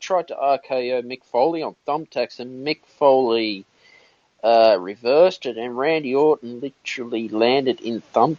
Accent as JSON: {"language": "English", "town": "Sydney", "region": "New South Wales", "country": "Australia", "said": "Sydney, Australia."}